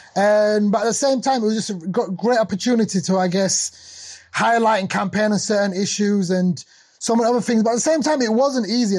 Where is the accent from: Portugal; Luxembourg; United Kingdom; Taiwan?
United Kingdom; Sheffield, Yorkshire and the Humber; also born or lived in Somalia; I'm from Sheffield and originally born in Somalia. Came to Sheffield as a refugee when I was young. Grew up in a post-industrial city in the north of uh, uh, north of England.